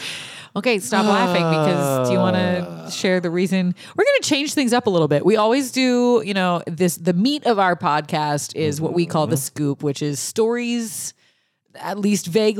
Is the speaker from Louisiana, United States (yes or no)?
yes; Lafayette, Louisiana, United States; born or raised there